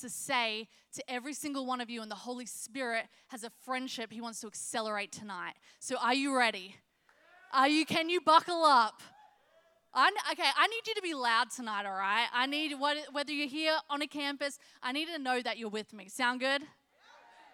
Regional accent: Australia; moved away as an adult; now in South Carolina, United States; I sound a little funny because I'm from Australia. My husband and I moved here 3 years ago

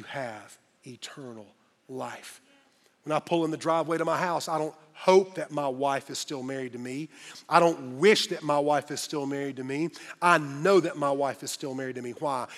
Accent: Greenville, South Carolina, United States; Greenville, my hometown

